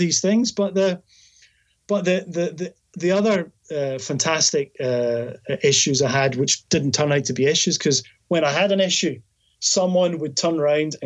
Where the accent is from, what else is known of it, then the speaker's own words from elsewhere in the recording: Scotland, United Kingdom; I'm from Scotland